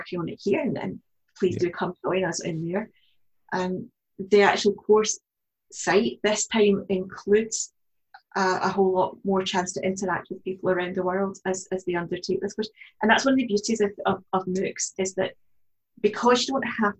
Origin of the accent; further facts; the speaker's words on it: Glasgow, Scotland, United Kingdom; born and brought up in Glasgow